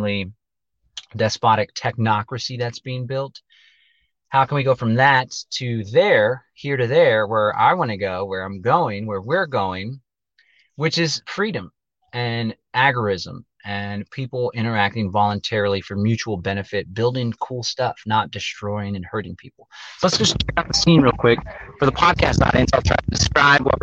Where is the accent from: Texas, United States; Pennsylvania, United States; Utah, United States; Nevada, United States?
Texas, United States; Austin; northeast of Austin, which is where I live, where I'm from